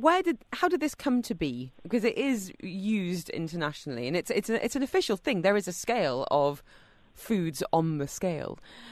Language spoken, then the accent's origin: English; England, United Kingdom; growing up in England